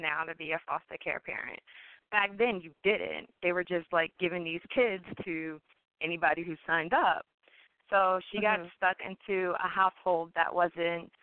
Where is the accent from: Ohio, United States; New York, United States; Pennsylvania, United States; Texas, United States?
Pennsylvania, United States; Philadelphia; my hometown of Philadelphia